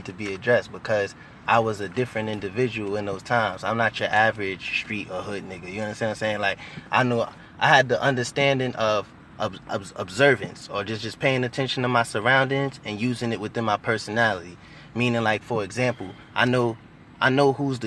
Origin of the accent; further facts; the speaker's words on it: New York, United States; I'm from New York, Harlem, New York. Uptown, Lenox Ave, 38th and Lenox